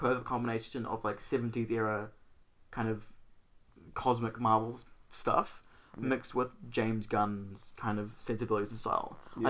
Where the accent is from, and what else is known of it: New Zealand